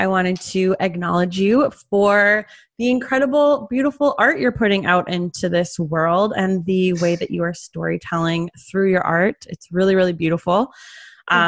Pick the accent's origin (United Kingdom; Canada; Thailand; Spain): Canada; I grew up in Canada